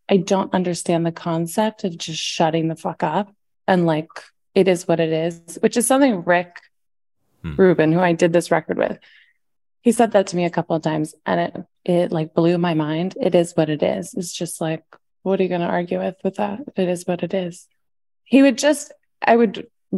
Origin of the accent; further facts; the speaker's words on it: Nashville, Tennessee, United States; also born or lived in the Valley (San Fernando Valley, California); I went to school in Nashville. I was born in the Valley. And my mom was like a single mom, made music. And we moved to Nashville.